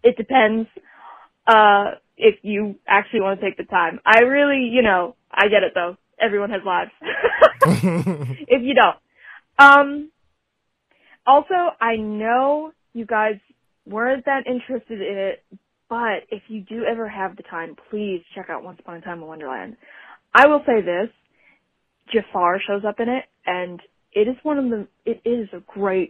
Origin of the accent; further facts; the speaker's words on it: Ashland, Kentucky, United States; I'm from Ashland, Kentucky